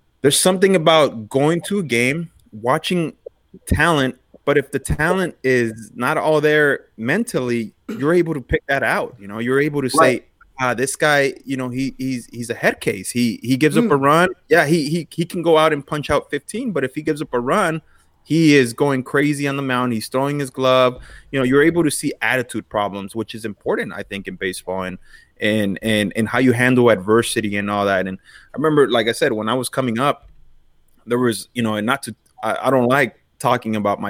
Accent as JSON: {"language": "English", "town": "Los Angeles", "region": "California", "country": "United States", "tie": "born or raised there", "said": "Bellevue Park, one of the parks I grew up in East L.A."}